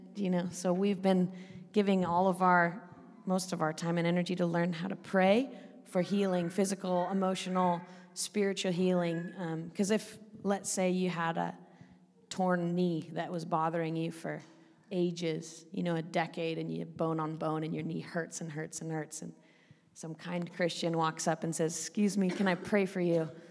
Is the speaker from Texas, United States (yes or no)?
no; Oregon, United States; moved away as an adult; also born or lived in Northern Ireland; I grew up in a in Oregon, which is the northern part of the west coast of America